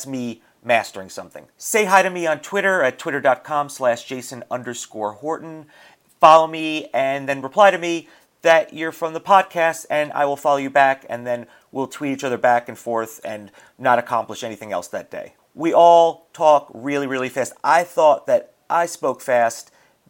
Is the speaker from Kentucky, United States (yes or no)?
no; New York, United States; What I discovered in talking to both Allie and Amanda is we're all from New York